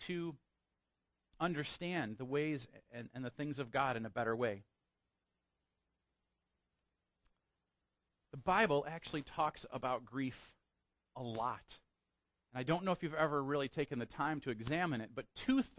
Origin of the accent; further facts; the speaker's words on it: United States; we as Americans, and particularly as the American church